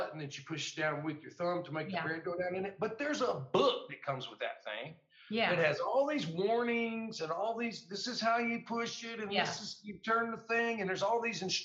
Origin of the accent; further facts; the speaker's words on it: United States; me as an American soldier